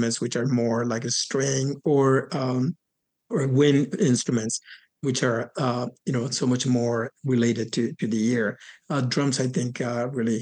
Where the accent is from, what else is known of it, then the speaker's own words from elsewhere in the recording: Puerto Barrios, Izabal, Guatemala; moved away; I was born and raised in Puerto Barrios, Izabal in Guatemala